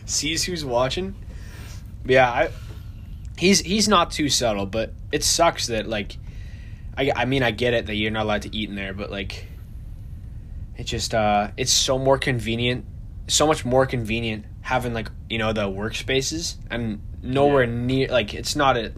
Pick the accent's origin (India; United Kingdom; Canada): Canada; Winnipeg, Manitoba; we're from Winnipeg, Manitoba.